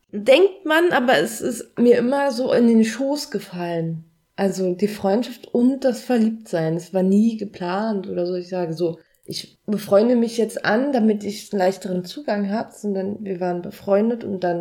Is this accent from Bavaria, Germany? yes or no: no; Berlin, Germany; Und ich bin in Berlin groß geworden. Es war, es war immer da. Ist nicht Bodensee, ne?